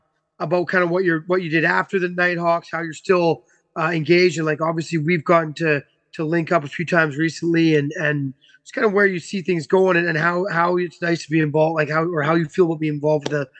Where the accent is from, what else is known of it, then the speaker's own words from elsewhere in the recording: Vancouver Island, British Columbia, Canada; I'm from Vancouver Island